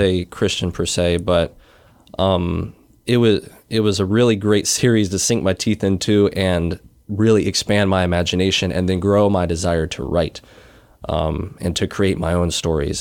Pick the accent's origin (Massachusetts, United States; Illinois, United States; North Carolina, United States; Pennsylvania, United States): North Carolina, United States; Wilmington; born or raised there; moved away; also born or lived in Iowa